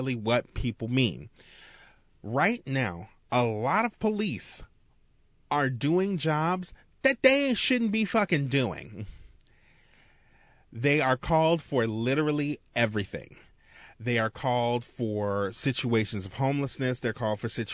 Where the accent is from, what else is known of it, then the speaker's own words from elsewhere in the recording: Marrero, Louisiana, United States; I grew up in Marrero.